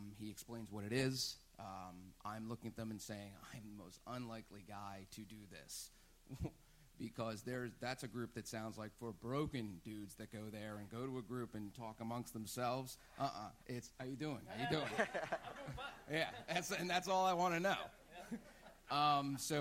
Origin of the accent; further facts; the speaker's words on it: New Jersey, United States; moved away; I am from New Jersey